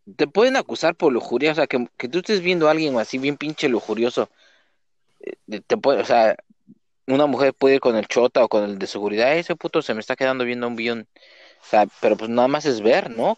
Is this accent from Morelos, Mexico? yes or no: no; Nezahualcóyotl, State of Mexico, Mexico; moved away; De Nesa